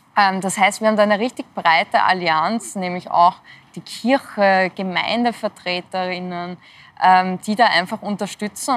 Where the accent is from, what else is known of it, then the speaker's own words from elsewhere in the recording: Austria; bei uns in Österreich